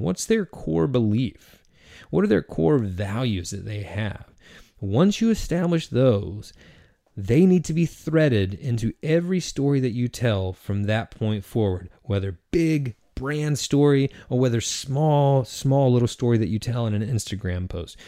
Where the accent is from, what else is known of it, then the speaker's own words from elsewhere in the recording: Eastern North Carolina, United States; I am from Eastern North Carolina, and I grew up an athlete.